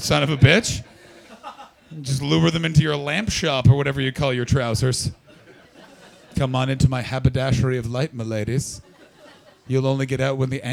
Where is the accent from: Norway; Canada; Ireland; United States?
Canada; I'm from Canada